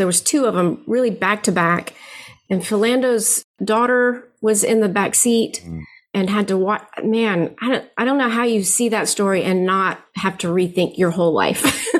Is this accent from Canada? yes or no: no; Philippines; now in United States; I grew up in the Philippines, my parents were missionaries there. So I have very kind of a different worldview than just kind of living in Texas my whole life.